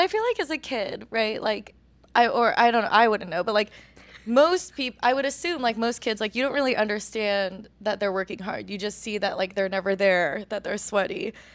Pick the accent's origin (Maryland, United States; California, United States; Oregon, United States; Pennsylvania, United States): Oregon, United States; growing up in Oregon as a person of color